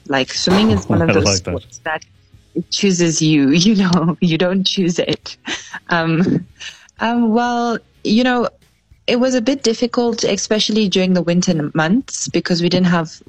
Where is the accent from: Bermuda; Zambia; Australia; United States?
Zambia